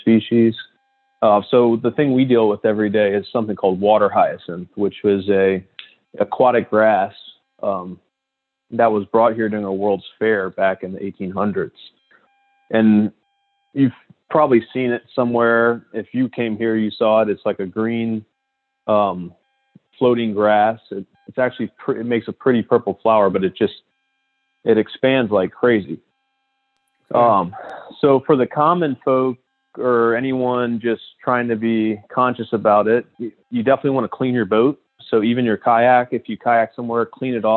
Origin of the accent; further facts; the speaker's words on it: New Orleans, Louisiana, United States; I'm from New Orleans. I grew up in New Orleans.